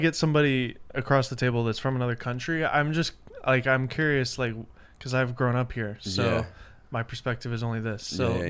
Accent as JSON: {"language": "English", "town": "Nashville", "region": "Tennessee", "country": "United States", "tie": "born or raised there", "said": "I grew up in Nashville."}